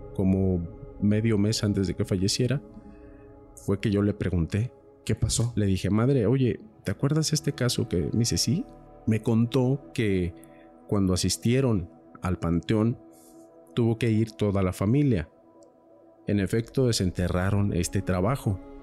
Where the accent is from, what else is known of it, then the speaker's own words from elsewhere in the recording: Michoacán, Mexico; yo soy de Michoacán